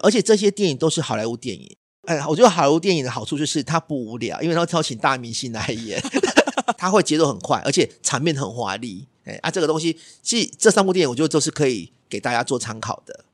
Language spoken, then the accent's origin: Chinese; Taiwan; 我们台湾人嘛